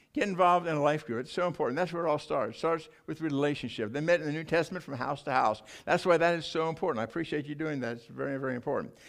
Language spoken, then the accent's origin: English; United States; I'm an American